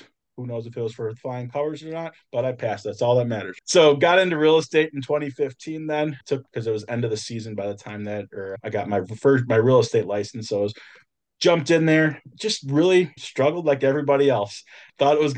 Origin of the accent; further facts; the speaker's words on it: just north of Milwaukee, Wisconsin, United States; I'm actually from the Midwest, so I am just north of Milwaukee, Wisconsin